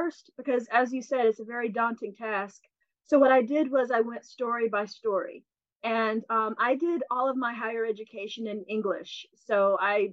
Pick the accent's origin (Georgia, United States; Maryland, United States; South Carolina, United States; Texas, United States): Georgia, United States; Commerce; moved away; my hometown where I grew up. I'm from North Georgia, just north of Athens, a town called Commerce